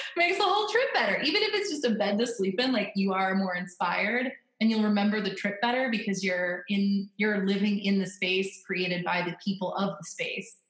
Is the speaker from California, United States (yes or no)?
no; Florida, United States; now in Northern Virginia, United States; I'm from Florida, so I'm always depressed in the wintertime when I'm living in Northern Virginia because this is where my husband's from